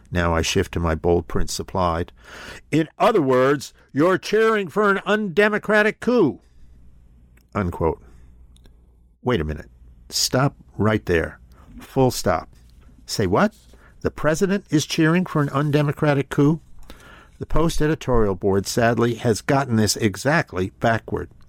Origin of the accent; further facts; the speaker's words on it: Pennsylvania, United States; my home state of Pennsylvania